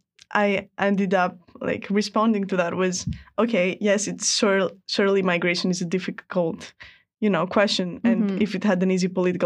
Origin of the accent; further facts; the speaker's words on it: Greece; And I'm coming from Greece where, you know, it's a country where a lot of migrants have come